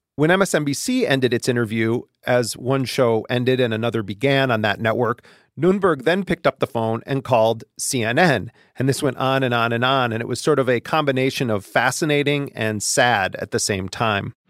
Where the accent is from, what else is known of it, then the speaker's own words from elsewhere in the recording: Wisconsin, United States; moved away; I'm in Wisconsin. It's my home state